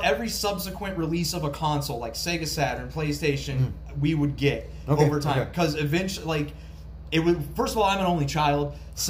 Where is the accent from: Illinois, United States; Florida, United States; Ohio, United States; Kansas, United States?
Ohio, United States; Dayton; born or raised there